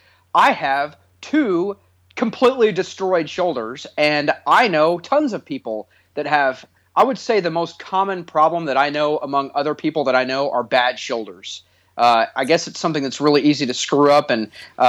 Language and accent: English; Texas, United States; I was born and raised in Texas, and I've lived in Texas almost my entire life